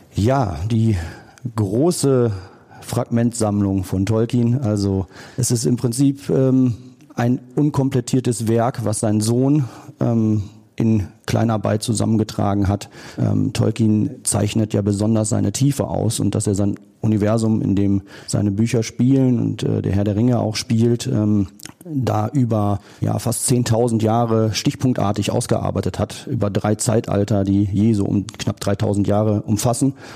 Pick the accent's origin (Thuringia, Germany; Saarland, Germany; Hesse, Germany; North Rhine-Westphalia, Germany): North Rhine-Westphalia, Germany; Geldern; warum wir nach Geldern gezogen sind. Ähm, ich bin da erst aufgewachsen